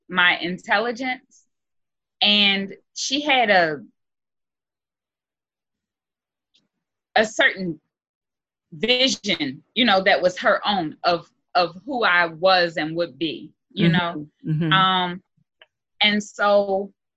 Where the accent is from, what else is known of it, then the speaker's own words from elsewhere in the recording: Philadelphia, Pennsylvania, United States; moved away; also born or lived in Albany, Georgia; I came from Philly